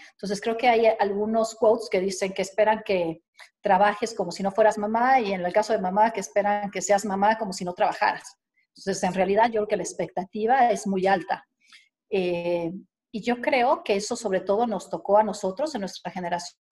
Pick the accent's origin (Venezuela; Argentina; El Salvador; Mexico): Mexico; Veracruz; also born or lived in Mexico City; me considero jarocha de corazón